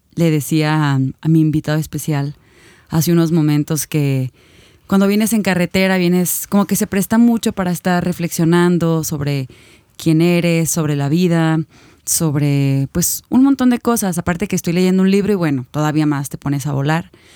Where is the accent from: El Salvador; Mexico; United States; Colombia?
Mexico; Guadalajara, Jalisco; nosotros somos de Guadalajara, no sé si antes lo habíamos dicho, pero vivimos en la ciudad de Guadalajara